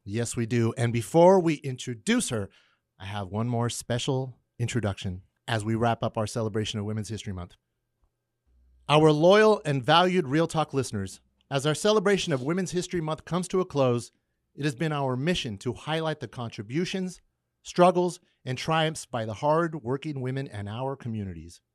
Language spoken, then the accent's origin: English; McFarland, California, United States; accent: Californian; growing up in McFarland